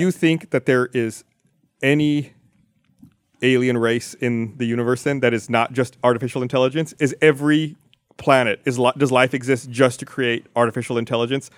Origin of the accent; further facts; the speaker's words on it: Austin, Texas, United States; I was born in Austin.